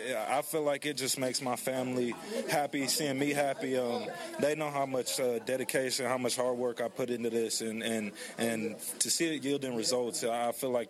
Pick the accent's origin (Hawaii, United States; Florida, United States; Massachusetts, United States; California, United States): Hawaii, United States; born there; I was born in Hawaii. My dad was in the military, stationed in Hawaii in Honolulu, and I had a Hawaiian babysitter, and she gave me a nickname.